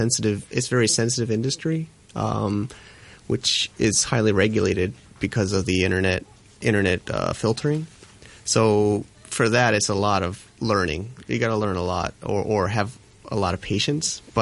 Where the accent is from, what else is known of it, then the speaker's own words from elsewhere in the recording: Northeast, United States; now in China; as an American from you know, Northeast